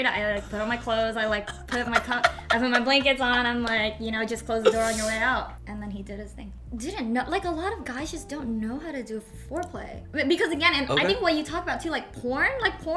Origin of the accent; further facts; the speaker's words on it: Houston, Texas, United States; moved away as an adult; also born or lived in Philadelphia; So I grew up in Houston, Texas, and then I went to school in Philadelphia